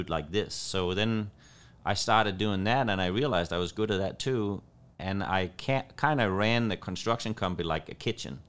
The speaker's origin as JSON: {"language": "English", "town": "Copenhagen", "region": "Capital Region of Denmark", "country": "Denmark", "tie": "born or raised there", "also_born_or_lived": "Los Angeles, California / Southern Illinois", "moved": "as an adult", "lives_now": "United States", "said": "I moved from Copenhagen, Denmark to California, and I, I lived in Los Angeles"}